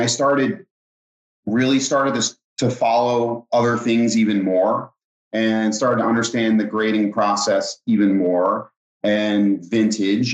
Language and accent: English; Philadelphia area, New Jersey, United States; I grew up in New Jersey, Philadelphia area.